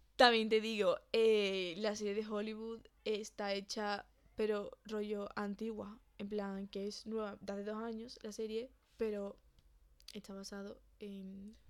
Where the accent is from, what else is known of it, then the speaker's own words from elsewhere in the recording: Seville, Andalusia, Spain; somos de Sevilla